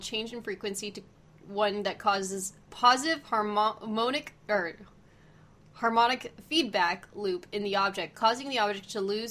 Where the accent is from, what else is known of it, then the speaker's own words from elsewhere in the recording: United States; I am American